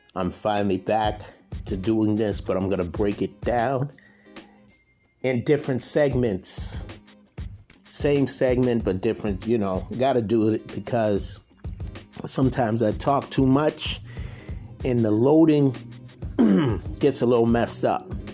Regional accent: Boston, Massachusetts, United States; I'm from Boston

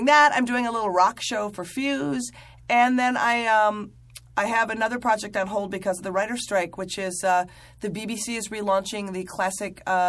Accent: Midwest, United States; I'm someone from the Midwest.

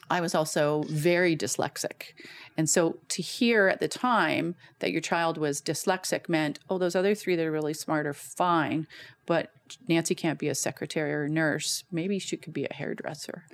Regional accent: Guelph, Ontario, Canada; now in Calgary, Canada; born and raised in Guelph, Ontario.

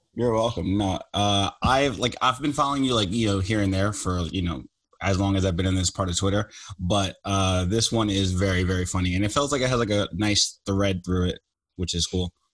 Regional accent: New York, United States; I grew up in New York

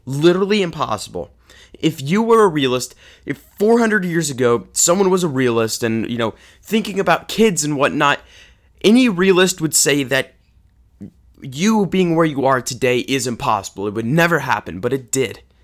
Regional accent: Kansas City, Missouri, United States; growing up in Kansas City

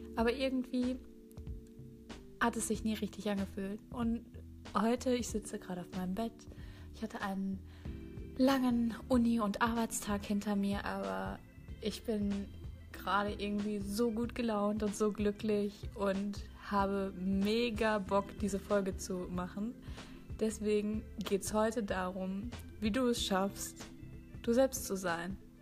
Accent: Sauerland, North Rhine-Westphalia, Germany; moved away; Ich bin auf dem Land groß geworden genauer gesagt in einem 95 Einwohnerdorf. Ja, 95. Super klein. Und vielleicht sagt das dem einen oder anderen was aus Nordrhein-Westfalen, dem schönen Sauerland

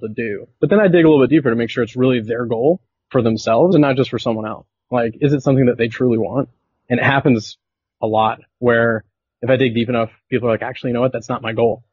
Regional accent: southern United States, United States; moved away as an adult; also born or lived in Venezuela; now in Belleville, Canada; I grew up in the States, grew up in the southern United States

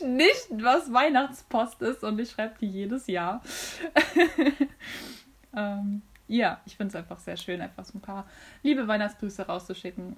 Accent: North Rhine-Westphalia, Germany; bei uns in NRW

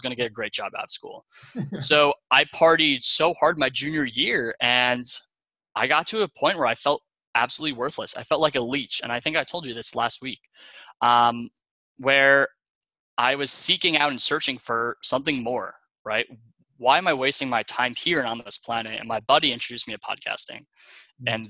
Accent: Long Island, New York, United States; moved away as an adult; also born or lived in Ohio; I'm originally from Long Island, New York. I had the typical Long Island upbringing

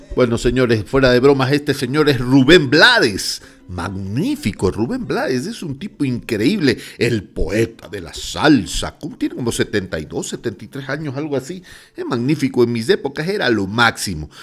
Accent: Guayaquil, Guayas, Ecuador; moved away; also born or lived in Quito, Ecuador; yo soy guayaquileño

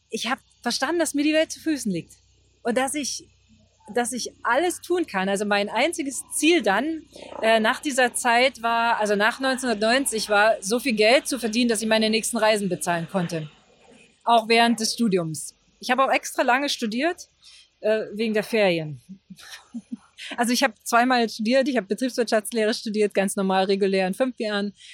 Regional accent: Germany; auch die, die Gebäude, die ja ganz anders waren als die Gebäude in der DDR, die ich kannte. Noch dazu bin ich ja in der Kleinstadt groß geworden.

